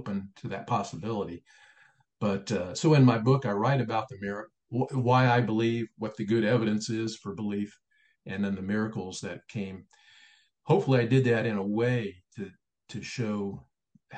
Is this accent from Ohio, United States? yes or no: yes; Springfield, Ohio, United States; moved away as an adult; now in Illinois, United States; He remained in Ohio, and Springfield, Ohio became my hometown, and I'm a Buckeye